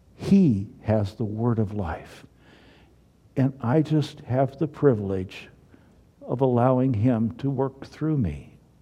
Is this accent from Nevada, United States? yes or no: no; Missouri, United States; I'm from Missouri.